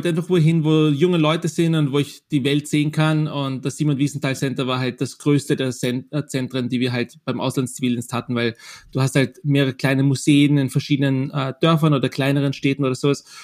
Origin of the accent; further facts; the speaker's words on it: Austria; hey, ich komme aus Österreich, wir haben einen Genozid begangen, wir waren auf der, auf der Täterseite